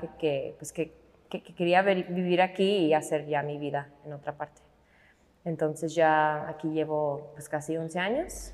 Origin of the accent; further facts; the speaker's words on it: Pennsylvania, United States; moved away as an adult; now in Guadalajara, Mexico; cuando vivía todavía en Pensilvania, ahí, de ahí son mis papás, ahí nací yo